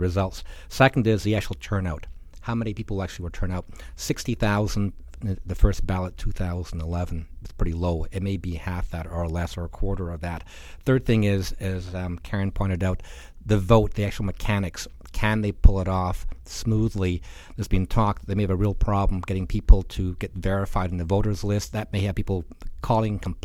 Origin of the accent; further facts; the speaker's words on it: Edinburgh, Scotland, United Kingdom; now in Canada; I'm from Edinburgh.